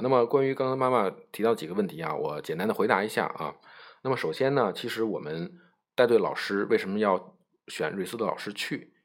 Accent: China; 我们中国人呢可能习惯于喝热水

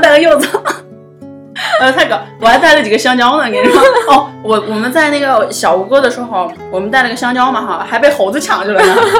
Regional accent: China; 我们中国人

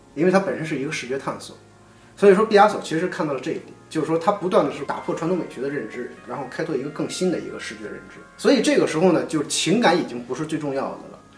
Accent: China; 我们中国人的教育

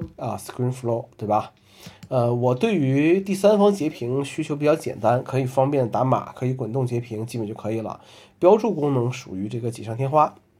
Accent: northern China, China; now in Hangzhou, China; 作为一个北方人

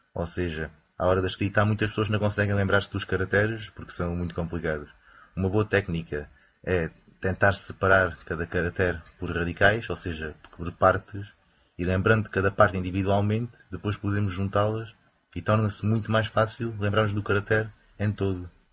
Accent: Campo Maior, Alentejo, Portugal; now in Beijing, China; sou alentejano, mais propriamente de uma pequena terra chamada Campo Maior

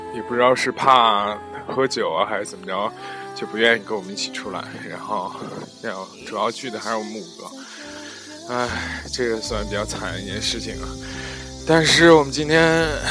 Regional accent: Zhengzhou, Henan, China; moved away; 这里还是在我的家乡郑州

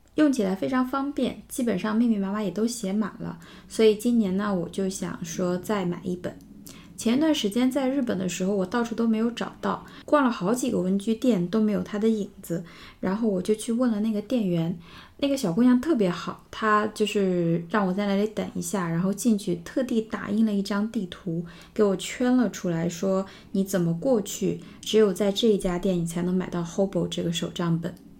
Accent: China; 我们中国人的名字呢都没有 middle name 这个说法

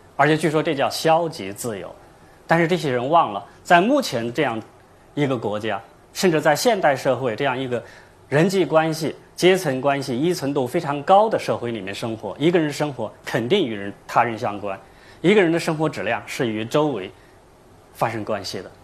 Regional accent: China; 用我们中国人的话说

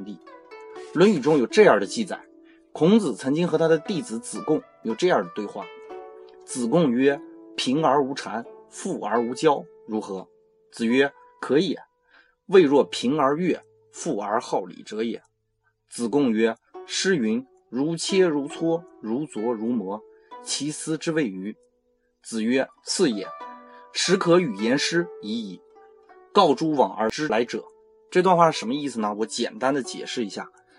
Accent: China; 但是我们中国人就能很完美的体会到这种依依的感觉。

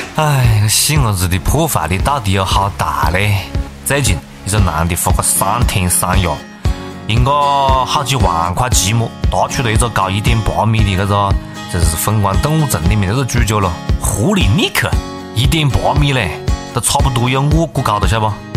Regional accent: Changsha, Hunan, China; accent: Changsha dialect; 由此也再次说明我们长沙话非常非常有味啊！

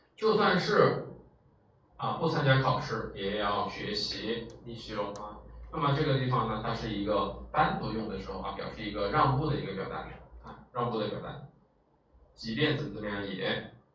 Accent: China; 这帮我们中国人才吃几年肉啊

